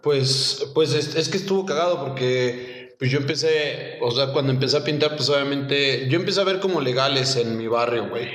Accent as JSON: {"language": "Spanish", "town": "Cuautitlán Izcalli", "region": "State of Mexico", "country": "Mexico", "tie": "born or raised there", "said": "yo soy eh, del Estado de México, Cotlán Iscali. Eh, pues ahora sí que crecí ahí en, Infonavit Norte"}